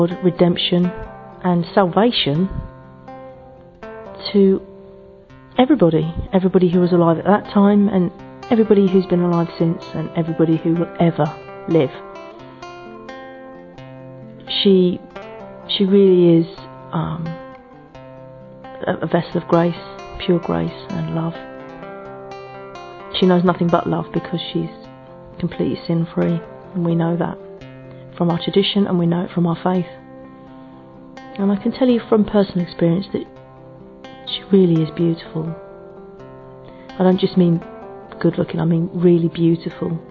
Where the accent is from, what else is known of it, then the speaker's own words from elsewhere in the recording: England, United Kingdom; I'm from England.